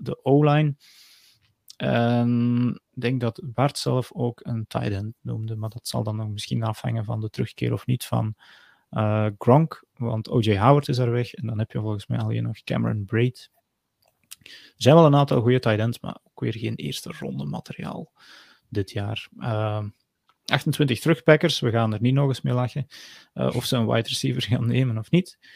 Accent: Geel, Flanders, Belgium; ik ben geboren in Geel.

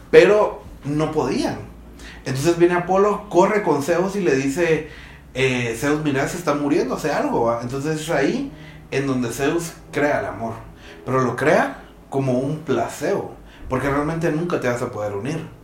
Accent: Guatemala; siendo guatemaltecos, creo que intrínsecamente en nosotros está

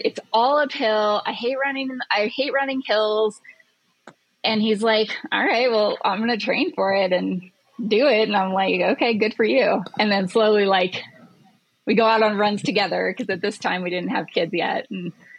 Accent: Ouray, Colorado, United States; moved away; I grew up in Ouray

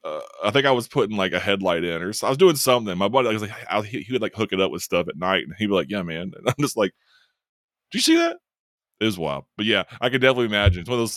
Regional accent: Atlanta, Georgia, United States; I'm from Atlanta. Atlanta is a metropolitan area.

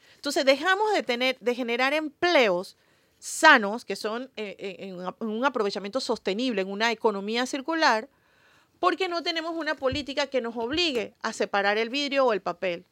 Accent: Panama; somos panameños, panameñas, sintámonos orgullosos de eso

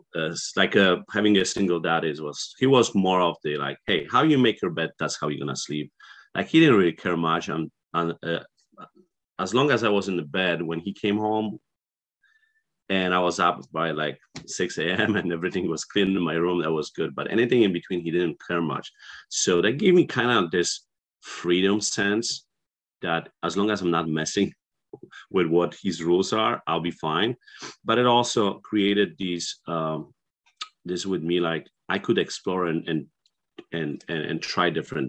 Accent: Poland; English is a second language; moved away as an adult; I was born and raised there

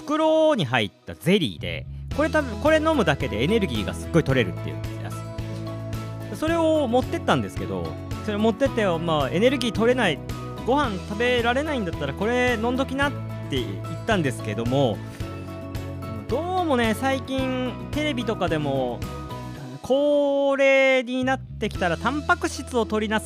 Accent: Fukui, Japan; 僕も福井の人間なんですけど福井出身なんですけれどもね

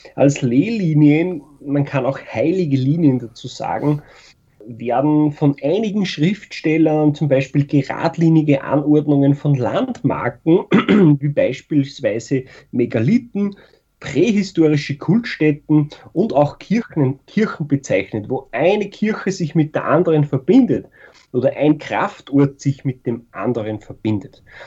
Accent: Austria; Bei uns in Österreich

